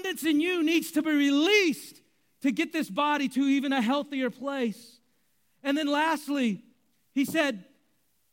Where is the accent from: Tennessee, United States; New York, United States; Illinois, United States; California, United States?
California, United States; Bay Area; I grew up in the Bay Area